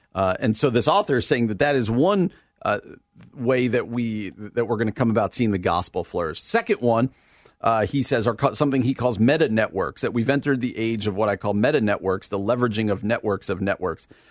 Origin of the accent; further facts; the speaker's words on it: United States; us i, as American Christians